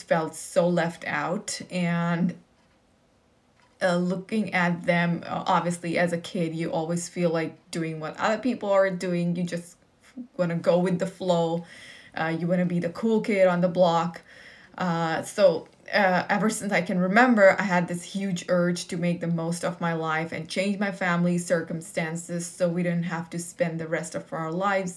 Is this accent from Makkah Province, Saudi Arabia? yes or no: no; Riyadh, Riyadh Province, Saudi Arabia; I grew up in the capital city of Saudi Arabia, which is Riyadh